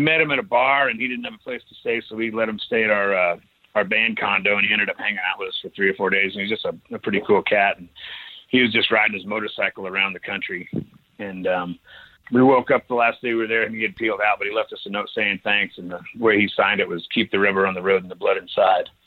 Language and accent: English; mountains of Idaho, United States; born or raised there